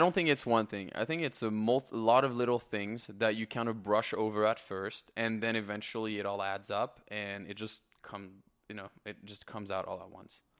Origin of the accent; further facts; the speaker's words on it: France; moved away as an adult; also born or lived in Canada; now in Los Angeles, United States; I am born and raised in France.